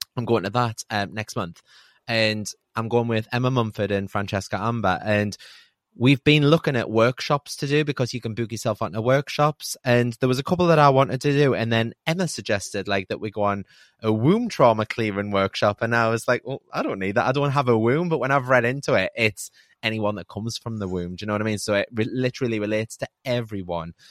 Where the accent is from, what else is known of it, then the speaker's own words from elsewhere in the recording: United Kingdom; we're so British